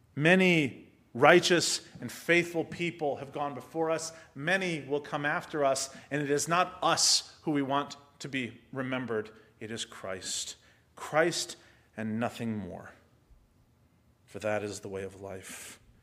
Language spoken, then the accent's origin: English; United States; first language English; I speak one because I'm American